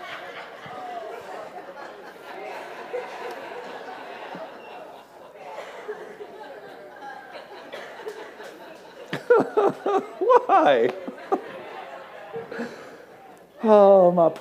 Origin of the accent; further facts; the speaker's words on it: Kentucky, United States; now in Las Vegas, United States; we're from the country, we're from Kentucky